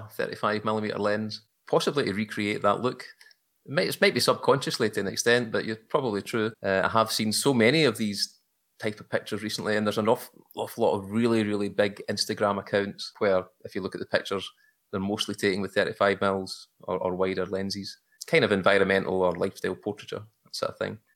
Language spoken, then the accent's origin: English; just outside Glasgow, Scotland, United Kingdom; accent: Glaswegian; I'm from Scotland, where the sun never shines, eh, just outside Glasgow